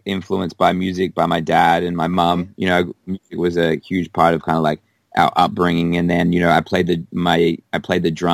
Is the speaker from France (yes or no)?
no; Perth, Western Australia, Australia; moved away as an adult; also born or lived in Canada; now in Los Angeles, United States; I grew up in Perth. Until I was like 21